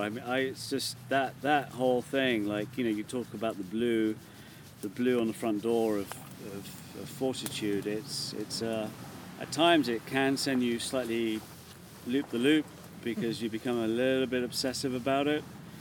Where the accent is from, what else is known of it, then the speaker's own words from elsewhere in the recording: London, United Kingdom; Born and bred in London.